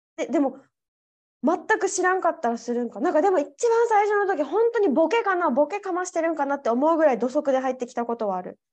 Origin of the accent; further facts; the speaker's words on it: Japan; now in Spain; 日本人だから